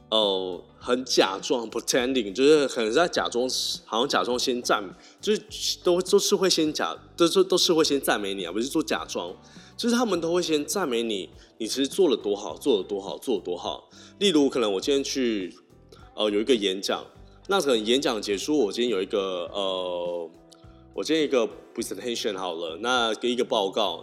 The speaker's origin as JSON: {"language": "Chinese", "region": "Tainan", "country": "Taiwan", "said": "我们是台南人的关系"}